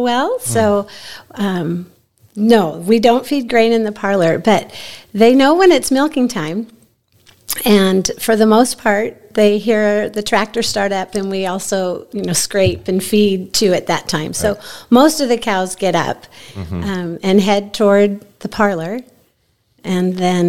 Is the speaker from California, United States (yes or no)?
yes; Ventura, California, United States; moved away as an adult; I grew up in Ventura, California, about 60 miles north of Los Angeles.